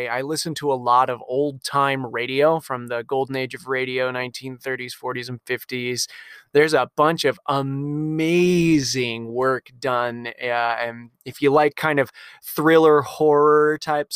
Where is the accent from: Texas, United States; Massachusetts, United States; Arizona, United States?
Arizona, United States; Tucson; I'm from Tucson